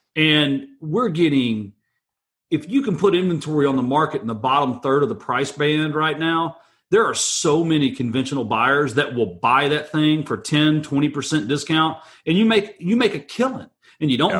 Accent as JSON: {"language": "English", "region": "Texas", "country": "United States", "said": "I'm from Texas"}